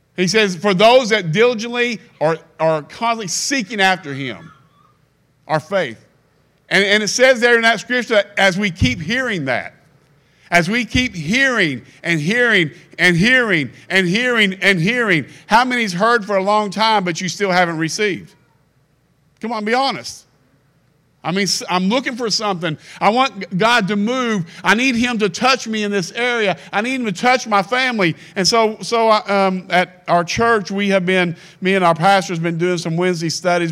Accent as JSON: {"language": "English", "region": "Kentucky", "country": "United States", "said": "I'm from Kentucky"}